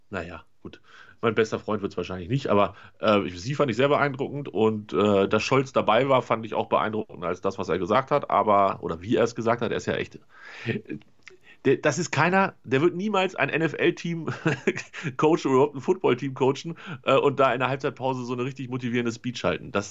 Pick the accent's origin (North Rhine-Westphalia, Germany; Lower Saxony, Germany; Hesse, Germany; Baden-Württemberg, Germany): North Rhine-Westphalia, Germany; als Westfale würde ich ja, wenn ich sowas in der Nachbarschaft organisieren würde, fände ich gegen Bier nicht so viel einzuwenden